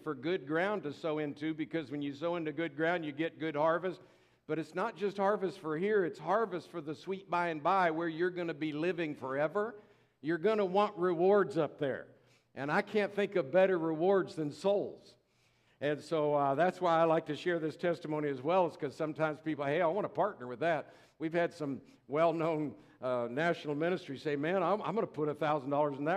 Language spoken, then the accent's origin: English; Tampa, Florida, United States; moved away; I'm a Florida boy, born and raised in Tampa, Florida